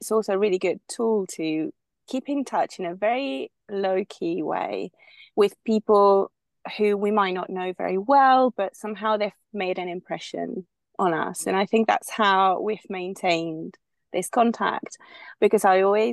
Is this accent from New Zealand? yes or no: no; Spain; moved away as an adult; also born or lived in United Kingdom; I'm originally from Spain. I was born and raised here until I was in my 20s when I moved to the UK